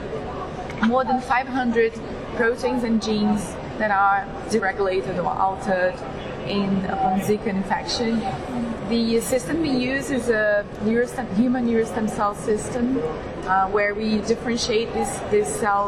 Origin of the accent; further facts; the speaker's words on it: Brazil; also born or lived in London; I went back to Brazil